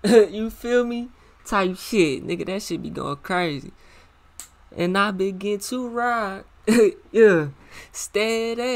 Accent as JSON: {"language": "English", "town": "Muskogee", "region": "Oklahoma", "country": "United States", "tie": "born or raised there", "also_born_or_lived": "Tulsa, Oklahoma", "said": "So y'all know I'm from Oklahoma, right? I'm from Muskogee. I was born in Tulsa type of shit, you know what I'm saying? I moved to Muskogee when I was when I was like 5"}